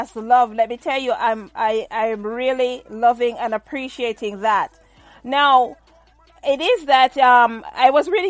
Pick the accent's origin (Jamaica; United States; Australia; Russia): Jamaica; Saint Mary Parish; I was born in St. Mary, but I was born at home as well. I was born at home, not in the hospital. So, I'm a home baby.